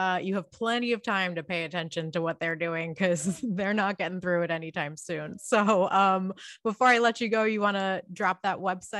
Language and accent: English; New York City, New York, United States; accent: Queens; In my Queens accent